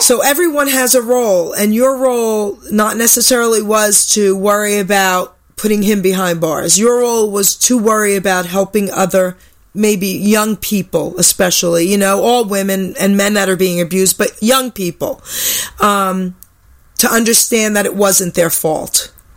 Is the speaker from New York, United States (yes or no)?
yes; New York, United States; I was more of this tough New York kid